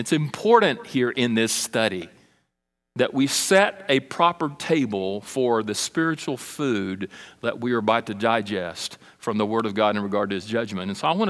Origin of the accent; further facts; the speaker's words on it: Brazil; When I was a child, I was in Brazil. I grew up in South America, Brazil, and we had a missionary residence that was provided by the International Mission Board